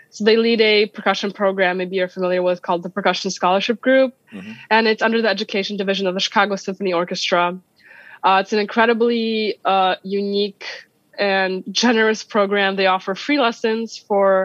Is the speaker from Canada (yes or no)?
no; Białystok, Podlaskie Voivodeship, Poland; moved away; I'm originally from Poland. I was born in Poland. And I come from a city called Białystok in the northeast side, near the Belarusian border